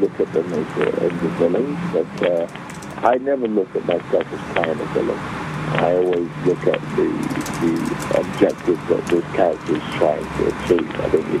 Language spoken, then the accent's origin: English; England, United Kingdom; accent: global; moved away as an adult; also born or lived in Nigeria; now in United States; I am African origin, but my accent is, I was born and raised in England and live in America, so my accent is global.